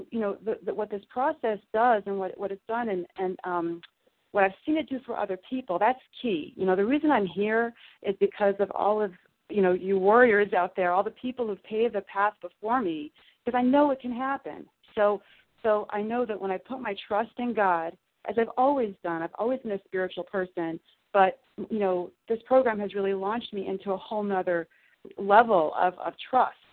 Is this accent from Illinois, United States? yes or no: yes; Southern Illinois, United States; I grew up in Southern Illinois